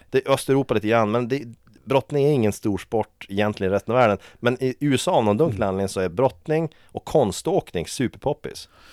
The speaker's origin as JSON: {"language": "Swedish", "town": "Vilhelmina", "region": "Västerbotten County", "country": "Sweden", "tie": "born or raised there", "moved": "yes", "said": "i Vilhelmina där jag växte upp"}